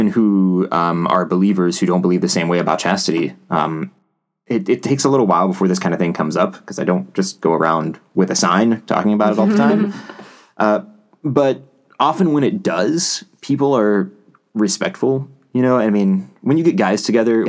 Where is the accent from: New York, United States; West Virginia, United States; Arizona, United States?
West Virginia, United States; I grew up in West Virginia